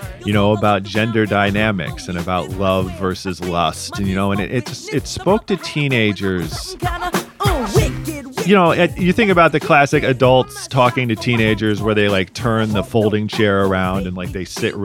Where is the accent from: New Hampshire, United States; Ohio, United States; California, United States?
Ohio, United States; Cleveland; now in Columbus, United States; I'm from the Cleveland area